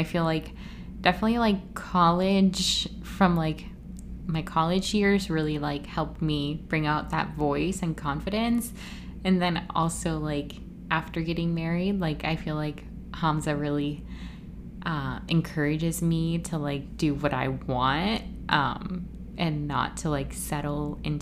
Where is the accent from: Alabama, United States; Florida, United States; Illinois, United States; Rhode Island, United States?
Florida, United States; also born or lived in Puerto Rico; I was born in Puerto Rico, grew up in Florida